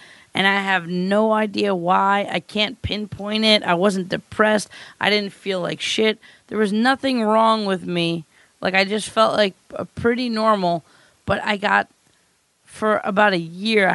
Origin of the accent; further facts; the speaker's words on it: Mount Kisco, New York, United States; a town called Mount Kisco